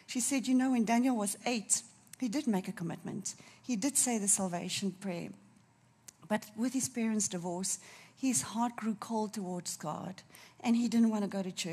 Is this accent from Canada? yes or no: no; Durban, KwaZulu-Natal, South Africa; I'm from Durban